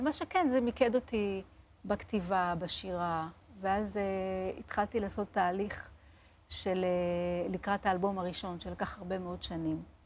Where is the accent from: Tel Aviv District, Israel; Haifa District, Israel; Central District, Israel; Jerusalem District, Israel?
Central District, Israel; Lod; אני גדלתי בבית מסורתי, פשוט, בלוד, בעיר לוד